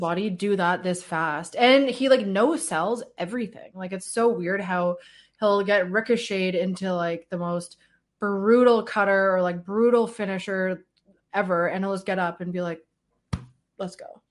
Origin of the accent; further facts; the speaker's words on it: Canada; as a Canadian